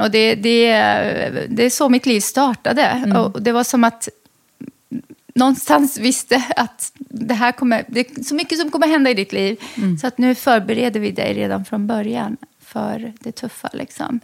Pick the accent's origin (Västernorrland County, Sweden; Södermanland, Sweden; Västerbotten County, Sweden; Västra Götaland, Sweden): Västra Götaland, Sweden; Lidköping; moved away; also born or lived in Lebanon / Västerås; jag växte upp i Lidköping i Västra Götaland